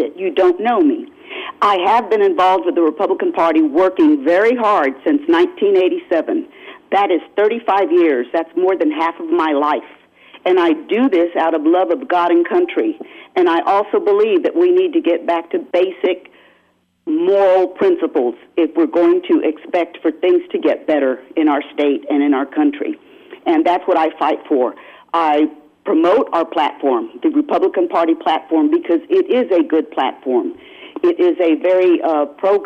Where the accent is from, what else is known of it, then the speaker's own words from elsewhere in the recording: San Antonio, Texas, United States; I'm from San Antonio, Bexar County